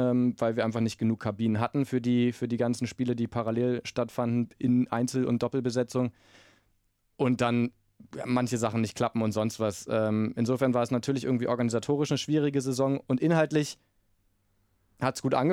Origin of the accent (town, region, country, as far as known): Berlin, Germany